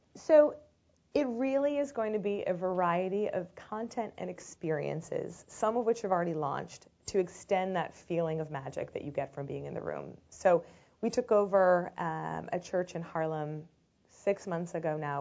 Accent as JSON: {"language": "English", "country": "United Kingdom", "moved": "yes", "said": "near London"}